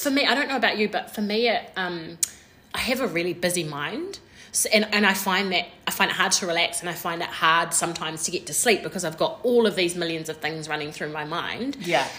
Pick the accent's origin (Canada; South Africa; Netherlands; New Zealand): New Zealand; We're two Kiwi girls